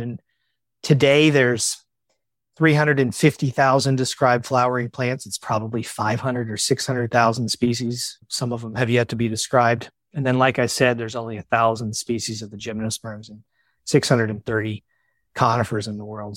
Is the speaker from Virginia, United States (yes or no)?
yes; Virginia, United States; I grew up in Virginia